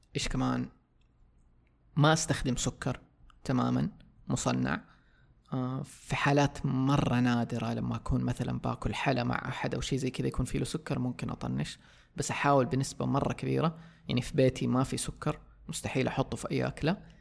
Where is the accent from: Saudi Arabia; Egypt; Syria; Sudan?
Saudi Arabia; عندنا في السعودية